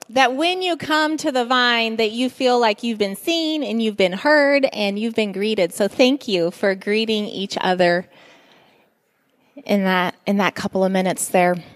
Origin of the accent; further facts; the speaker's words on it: Guinea; As many of you know, I grew up in Guinea, West Africa.